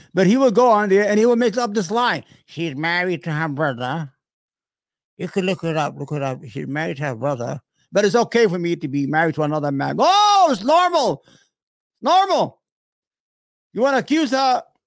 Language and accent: English; New York, United States; I'm from New York.